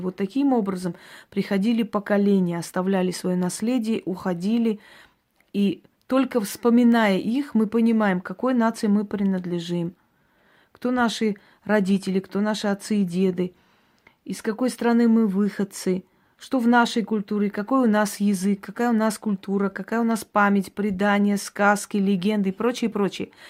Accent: Georgia; now in Russia; я родилась в Грузии, но поскольку это была моя маленькая Армения, понимаете, там э, армянское село

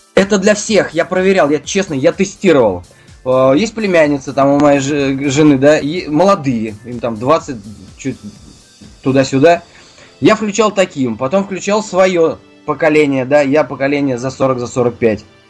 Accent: Ufa, Bashkortostan, Russia; moved away as an adult; now in Moscow, Russia; Я сам родом из Уфы

